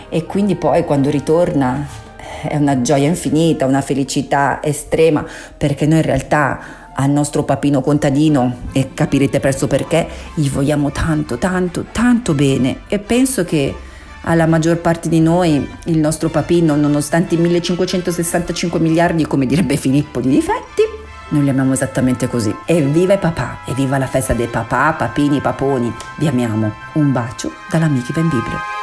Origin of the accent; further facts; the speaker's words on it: Southern Italy, Italy; accent: terronese (southern Italian); first language Southern Italian dialect; parlare in teronengi, cioè nella mia lingua madre